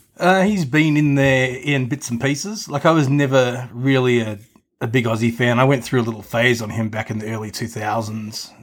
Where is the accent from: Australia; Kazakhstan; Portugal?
Australia; when I was growing up in Australia